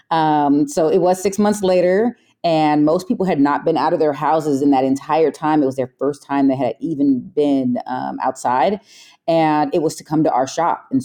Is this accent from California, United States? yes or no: yes; San Jose, California, United States; We're from San Jose. Yeah, born and raised. Um, so this is home.